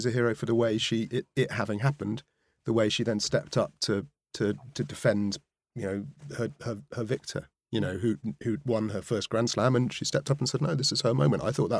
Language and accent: English; Wales, United Kingdom; I mean, I'm from Wales. I'm a rugby fan.